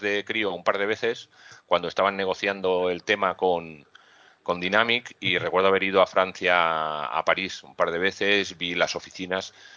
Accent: Mallorca, Balearic Islands, Spain; also born or lived in Madrid; now in Gran Canaria, Spain; Que soy isleño de toda la vida, que soy de Mallorca

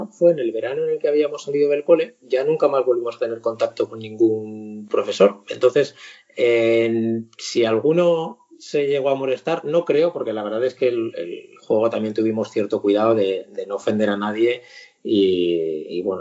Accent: Zaragoza, Aragon, Spain; now in Madrid, Spain; cuando yo, me fui de Zaragoza y me vine aquí a Madrid

